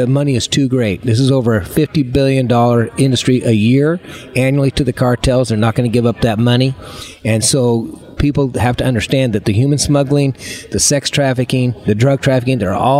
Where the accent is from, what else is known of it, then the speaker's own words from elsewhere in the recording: Idaho, United States; I'm from Idaho. We're sitting in D.C. today